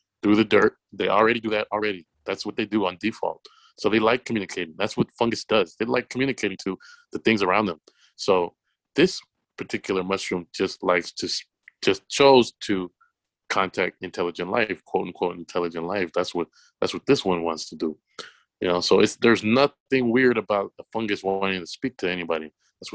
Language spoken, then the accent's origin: English; Los Angeles, California, United States; I'm a kid from South Central